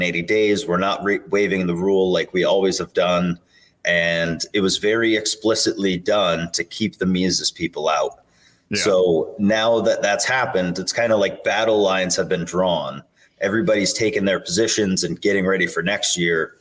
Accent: Maine, United States; I'm from Maine. I'm vice chair for Maine.

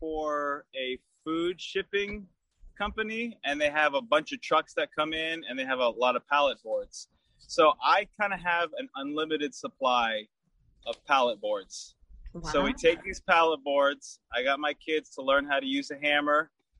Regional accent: Japan; So it's cool that we're both from Japan.

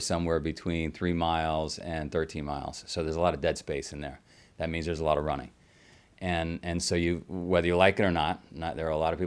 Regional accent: New York City, New York, United States; I grew up in Queens in a little neighborhood called Howard Beach

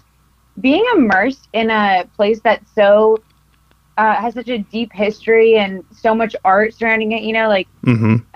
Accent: Costa Mesa, California, United States; I grew up in Costa Mesa, California

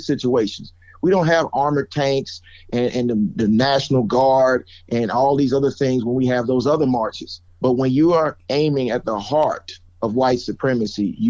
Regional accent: Georgia, United States; born and raised in Georgia

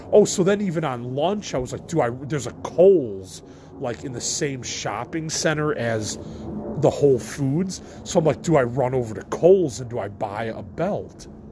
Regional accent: Midwest, United States; I'm from the Midwest of the you know United States.

